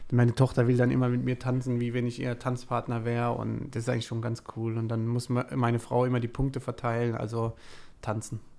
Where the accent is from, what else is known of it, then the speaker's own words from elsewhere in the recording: Heidelberg, Baden-Württemberg, Germany; Also ich bin ein Kind der Region, würde ich sagen. Ich fühle mich oder wir als Familie fühlen uns in Heidelberg pudelwohl.